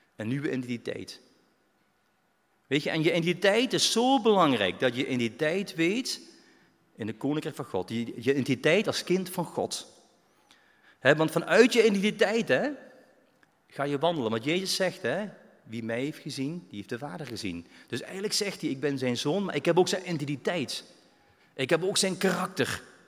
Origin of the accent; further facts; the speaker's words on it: Belgium; now in Netherlands; ik ben een Belg